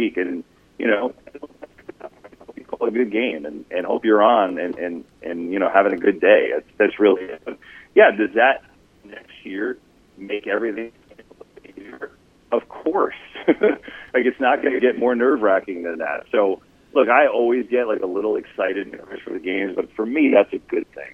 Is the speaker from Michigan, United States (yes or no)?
no; New Jersey, United States; I grew up in North Jersey